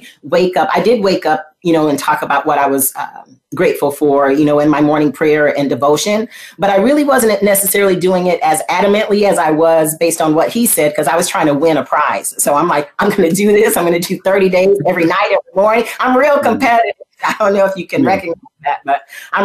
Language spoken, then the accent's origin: English; Flint, Michigan, United States; I was born in Flint, Michigan, and I went to school basically in elementary school, kindergarten with my little plastic briefcase.